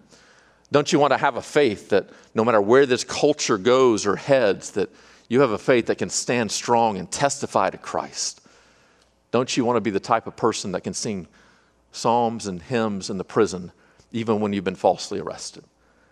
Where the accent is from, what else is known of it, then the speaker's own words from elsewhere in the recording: Arkansas, United States; I'm from Arkansas